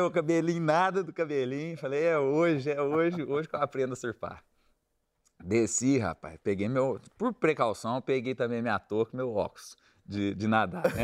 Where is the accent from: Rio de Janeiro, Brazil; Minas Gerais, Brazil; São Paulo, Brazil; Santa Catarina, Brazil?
Minas Gerais, Brazil; Eu sou de Minas